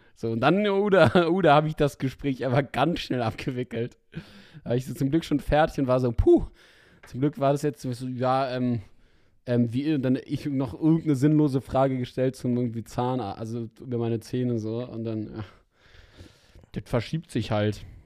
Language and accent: German; Berlin, Germany; als Berliner